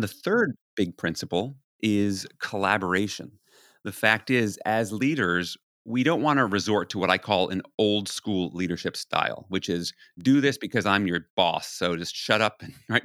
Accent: New York City, New York, United States; born or raised there

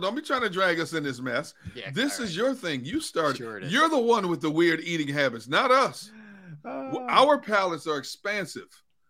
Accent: Michigan, United States; I'm from Michigan.

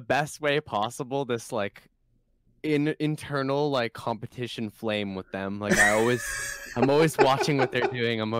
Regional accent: Canada; we're both Canadian.

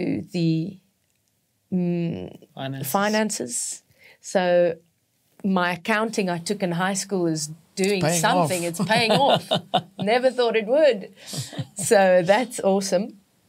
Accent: Witbank, Mpumalanga, South Africa; I was born in South Africa, in Witbank.

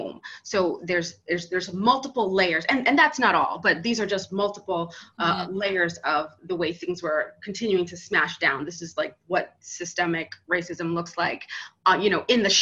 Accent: New York, United States; now in South Florida, United States; I'm from New York. I now live in South Florida

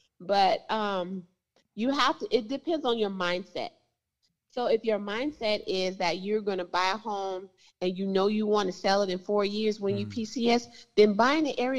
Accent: Compton, California, United States; I'm from Compton

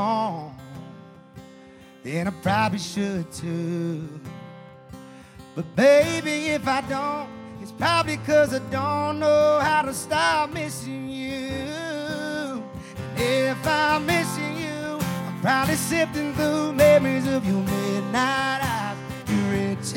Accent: Charleston, South Carolina, United States; moved away as an adult; now in Nashville, United States; I'm from Charleston, South Carolina. Been living here for about a year and a half now.

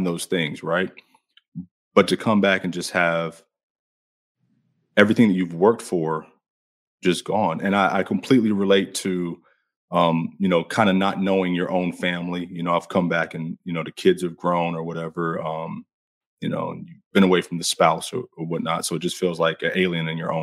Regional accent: Tampa, Florida, United States; also born or lived in Jacksonville, Florida; I'm originally from Tampa, Florida.

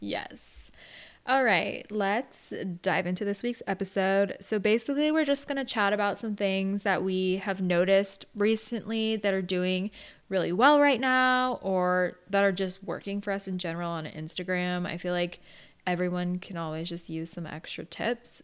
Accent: Arizona, United States; now in San Diego, United States; I grew up in Arizona, so I've never really been surrounded by the snow

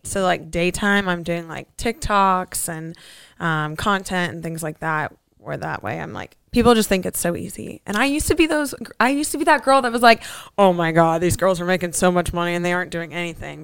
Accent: Fort Lauderdale, Florida, United States; also born or lived in Tennessee; now in Scottsdale, United States; I'm originally from Fort Lauderdale, Florida. And then I moved to Podunk Nowhere in Tennessee.

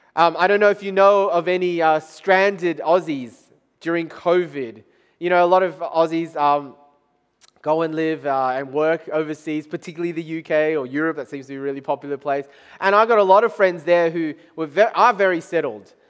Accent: Taiwan; moved away; in Taiwan, country of my, my home country

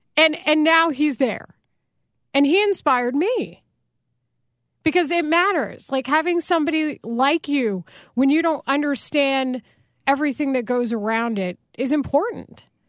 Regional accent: Texas, United States; I grew up in Texas and I live primarily with my mom and she's white.

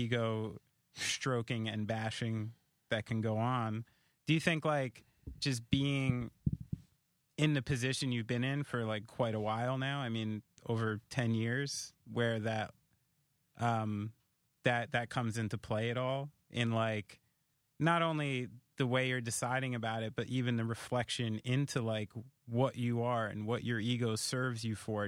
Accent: Somerville, New Jersey, United States; Central Jersey, Somerville

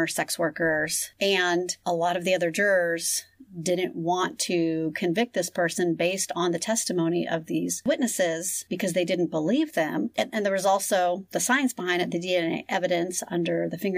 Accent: San Diego, California, United States; San Diego, California, my hometown

